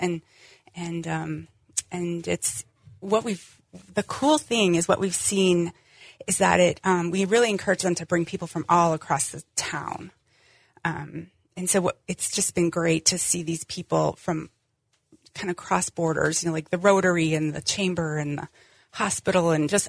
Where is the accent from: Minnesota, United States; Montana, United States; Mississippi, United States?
Montana, United States; Wolf Point; I grew up in Wolf Point.